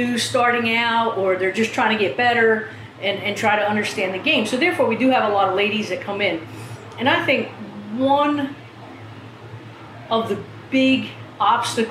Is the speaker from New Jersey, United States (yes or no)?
yes; southern New Jersey, United States; New Jersey, southern New Jersey